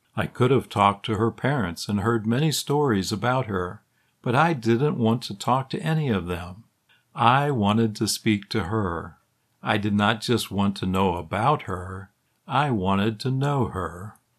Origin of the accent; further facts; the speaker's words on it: Illinois, United States; Growing up in Illinois